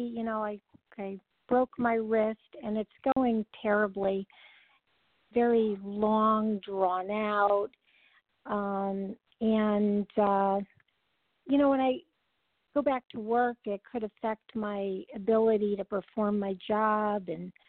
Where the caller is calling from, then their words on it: California, United States; Hi, this is …. I'm calling from California.